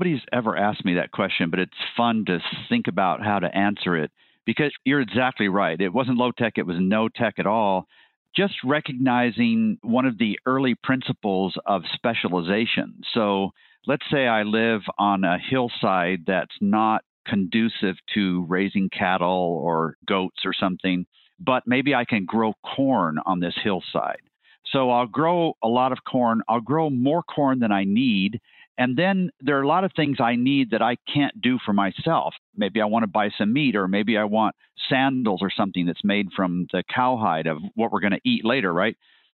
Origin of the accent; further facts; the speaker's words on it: Guatemala; I should back up to say I grew up in Guatemala. My parents were medical missionaries, so we lived with this tribe of Mayan Indians.